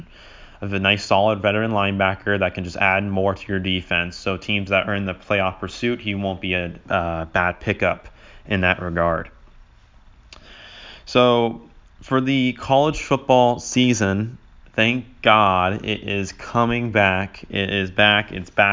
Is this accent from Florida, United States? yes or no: yes; Florida, United States; growing up in Florida